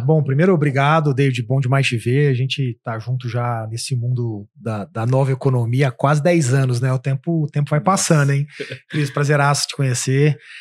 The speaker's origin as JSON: {"language": "Portuguese", "town": "Uberaba", "region": "Minas Gerais", "country": "Brazil", "tie": "born or raised there", "moved": "as an adult", "lives_now": "São Paulo, Brazil", "said": "Eu sou de Uberaba, Minas Gerais. Cidade que, quando eu tinha, sei lá, 15 anos de Uberaba, tinha 200 mil habitantes"}